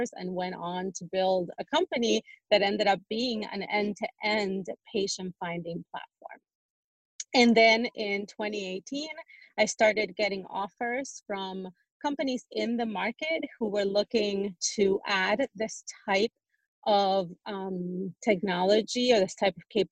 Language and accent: English; Uruguay; now in United States; I'm a woman, I'm an immigrant from Uruguay